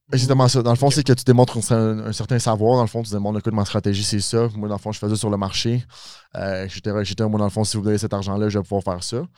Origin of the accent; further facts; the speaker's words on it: Mascouche, Quebec, Canada; je viens de Mascouche